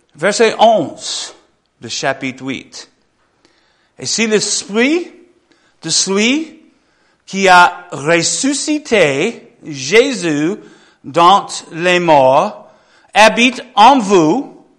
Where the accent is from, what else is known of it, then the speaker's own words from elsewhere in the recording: Michigan, United States; French is a second language; moved away; j'ai grandi en Michigan